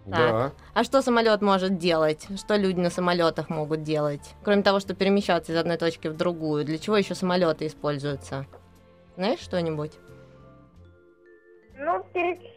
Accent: Moscow, Russia; А, мне 10 лет, я из Москвы.

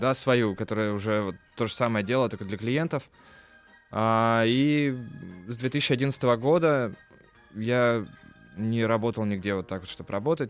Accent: Kirov, Kirov Oblast, Russia; Я родился в Кирове, да, Вятка Киров

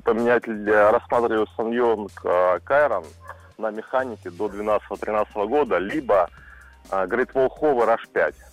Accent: Maykop, Adygea, Russia; Я сам из Майкопа, ну, uh-huh. далеко на Кавказе от вас

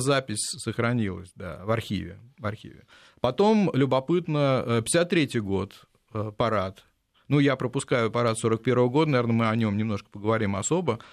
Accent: Lyubertsy, Moscow Oblast, Russia; в моем родном городе, подмосковных Люберцах

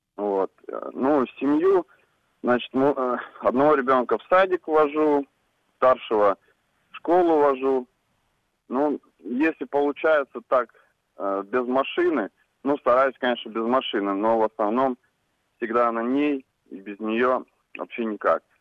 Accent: Saint Petersburg, Russia; я из Санкт-Петербурга

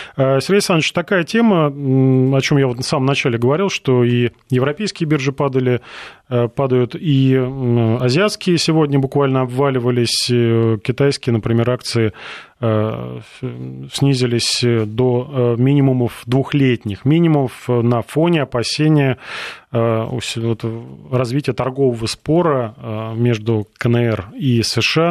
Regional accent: Russia

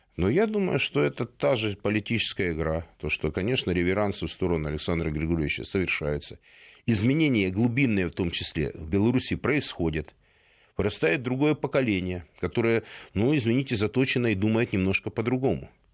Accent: Donetsk, Donetsk Oblast, Ukraine; also born or lived in Kyiv; now in Moscow, Russia; я из Донецка

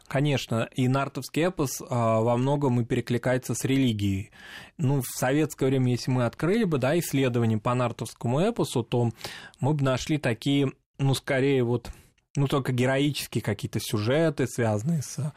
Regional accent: North Ossetia–Alania, Russia; в Северной Осетии у нас

